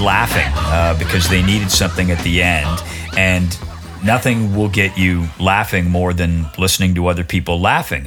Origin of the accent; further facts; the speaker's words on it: Oshawa, Ontario, Canada; growing up in Oshawa in 1970